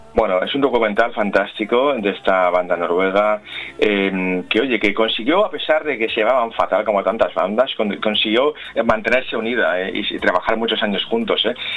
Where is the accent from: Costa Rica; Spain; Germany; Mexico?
Spain; somos los españoles